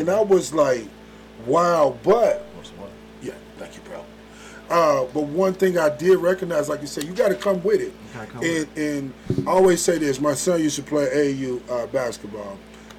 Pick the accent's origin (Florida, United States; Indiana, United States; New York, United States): Indiana, United States; Indianapolis; moved away as an adult; also born or lived in Flint, Michigan / Chicago; now in Atlanta, United States; So I was born in Chicago, Flint, Michigan, Bedrock, okay. But I was raised between Flint, Michigan, and in Indianapolis, Indiana.